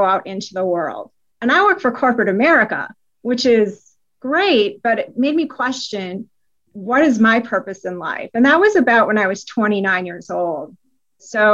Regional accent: Wisconsin, United States; now in Atlanta, United States; I was born and raised in Wisconsin. I now live in Atlanta.

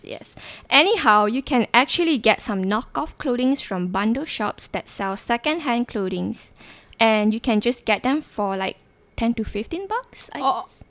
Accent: Sabah, Malaysia; moved away as an adult; I'm actually from Sabah and I came all the way here just to study

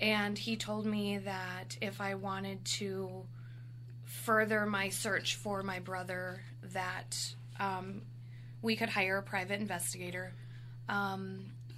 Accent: South Dakota, United States; also born or lived in Custer, South Dakota / Hot Springs, South Dakota; I actually grew up in South Dakota. Predominantly, I was born in Custer. And then later, we ended up moving to Hot Springs

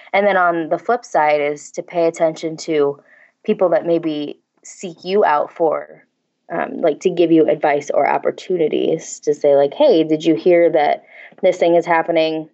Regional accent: St. Louis, Missouri, United States; moved away as an adult; also born or lived in Cape Girardeau, Missouri; now in Kansas, United States; I grew up in Saint Louis

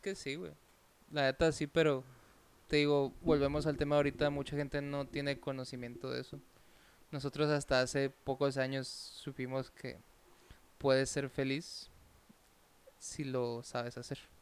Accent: Cananea, Sonora, Mexico; En Cananea, se está de donde yo soy oriundo

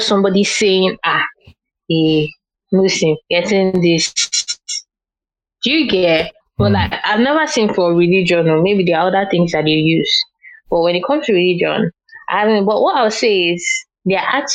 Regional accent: Lagos, Nigeria; moved away as an adult; now in Accra, Ghana; let me not even say Nigeria, Lagos, because I grew up in Lagos

